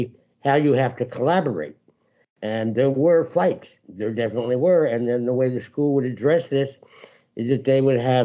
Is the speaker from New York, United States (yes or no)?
yes; Bedford, New York, United States; I was born in New York City, and I grew up just outside of White Plains, New York, which is about an hour and a half of north of Manhattan.